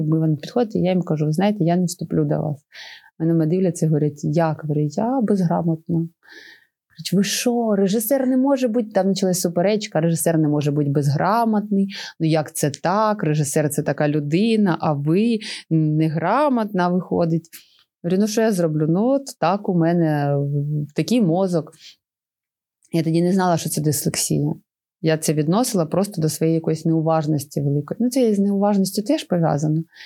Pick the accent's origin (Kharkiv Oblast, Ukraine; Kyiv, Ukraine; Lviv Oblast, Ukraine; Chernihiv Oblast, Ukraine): Chernihiv Oblast, Ukraine; нашої Чернігівської області